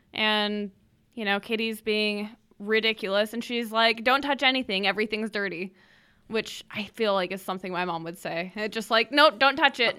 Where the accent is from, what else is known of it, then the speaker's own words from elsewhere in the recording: Idaho, United States; we like to stay in Idaho